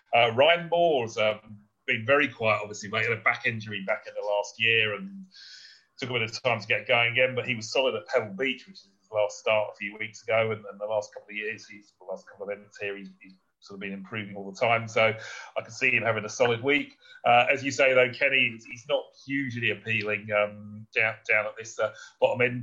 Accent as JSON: {"language": "English", "country": "United Kingdom", "said": "as a Brit"}